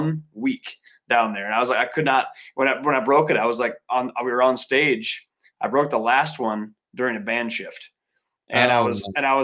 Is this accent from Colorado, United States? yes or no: no; Viroqua, Wisconsin, United States; I grew up in Wisconsin